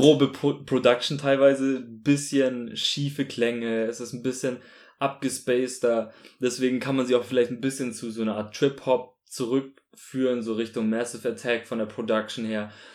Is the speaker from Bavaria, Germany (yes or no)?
yes; Munich, Bavaria, Germany; also born or lived in Augsburg; ich komme auch aus München